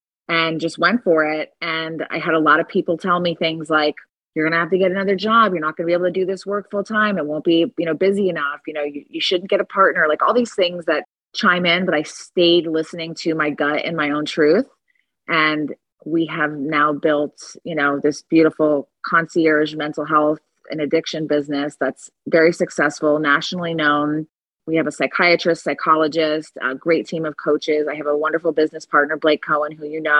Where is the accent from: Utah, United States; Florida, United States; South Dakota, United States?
Florida, United States; Fort Lauderdale; also born or lived in Delray Beach, Florida / Boynton Beach, Florida; I am born and raised here in South Florida, which is rare